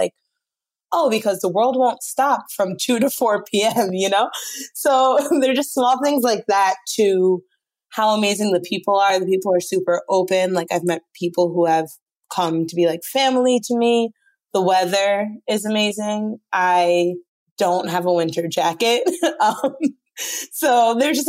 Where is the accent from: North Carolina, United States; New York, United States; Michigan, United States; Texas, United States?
New York, United States; Brooklyn / upstate; moved away as an adult; now in Jávea, Spain; I'm originally from Brooklyn. And then I moved to a small town upstate New York when I was in about fifth grade.